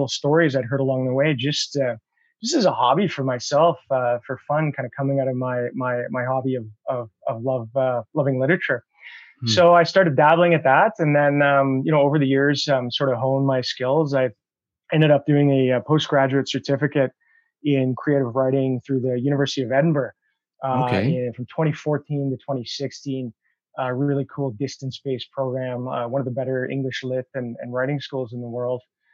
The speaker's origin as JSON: {"language": "English", "town": "North Battleford", "region": "Saskatchewan", "country": "Canada", "tie": "born or raised there", "also_born_or_lived": "Ottawa / Calgary", "moved": "as an adult", "said": "I grew up in North Battleford"}